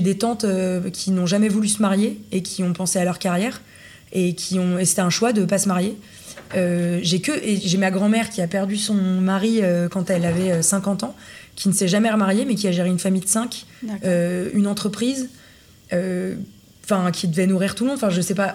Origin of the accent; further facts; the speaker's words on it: Villeurbanne, Auvergne-Rhône-Alpes, France; also born or lived in Lyon; je suis née à Lyon. Mhm. J'ai grandi à Villeurbanne dans une, euh, dans une petite cité.